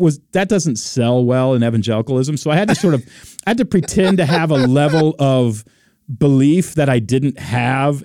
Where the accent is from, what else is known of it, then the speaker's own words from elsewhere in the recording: Texas, United States; moved away as an adult; also born or lived in Oregon; I'm from Texas